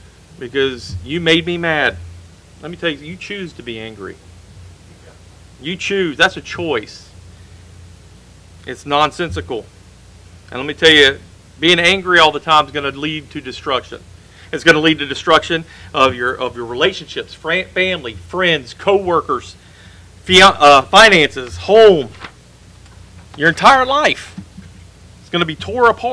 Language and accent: English; United States; The country that I grew up in has gone away